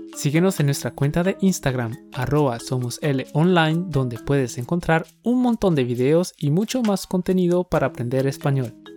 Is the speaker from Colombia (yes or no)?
yes; Colombia; Somos dos profes colombianos